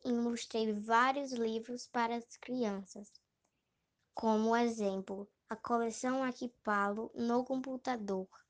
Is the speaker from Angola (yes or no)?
no; Fortaleza, Ceará, Brazil; also born or lived in São Luís do Curu; Nasci em São Luís do Curu, mas vim morar em Fortaleza desde os 5 anos de idade.